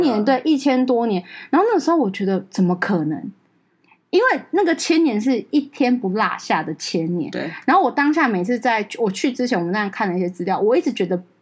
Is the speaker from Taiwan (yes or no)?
yes; Penghu County, Taiwan; 我澎湖人嘛， 澎湖人有那种海女性格